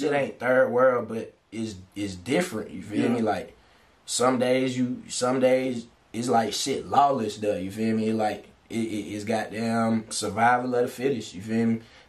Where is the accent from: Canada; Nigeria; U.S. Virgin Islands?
U.S. Virgin Islands; St. Thomas; I'm from St. Thomas, U.S. Virgin Islands, you feel me? That where I was born.